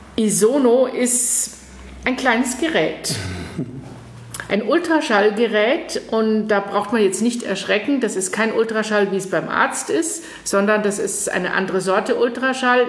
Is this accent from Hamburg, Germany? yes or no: no; Würzburg, Bavaria, Germany; first language English and German; moved away as an adult; also born or lived in Munich / Japan; now in Hesse, Germany; Ich bin zweisprachig aufgewachsen im schönen Frankenland in Würzburg.